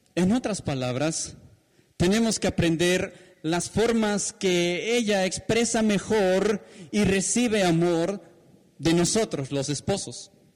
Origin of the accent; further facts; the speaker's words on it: Peru; como peruanos